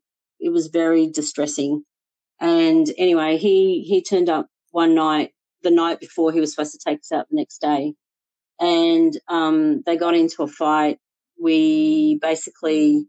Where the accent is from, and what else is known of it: Melbourne, Victoria, Australia; born or raised there; moved away as an adult; also born or lived in Sri Lanka; now in Sydney, Australia